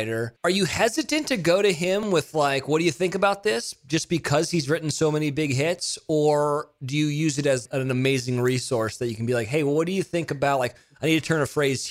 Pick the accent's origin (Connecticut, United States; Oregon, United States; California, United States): California, United States; moved away as an adult; also born or lived in Mississippi / Nashville, Tennessee; I grew up in California